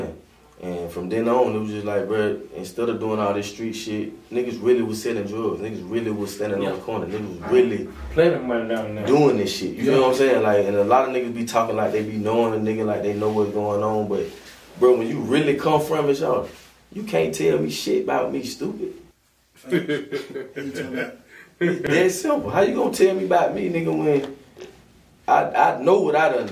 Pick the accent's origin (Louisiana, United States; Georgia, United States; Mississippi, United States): Georgia, United States; Griffin; I'm from Griffin, GA. You know, I'm from the bottom, from the country